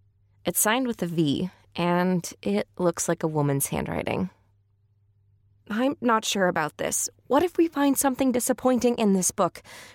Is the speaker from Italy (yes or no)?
yes; Italy; now in Paris, France; I told him I'm from Italy, where we have cornetti.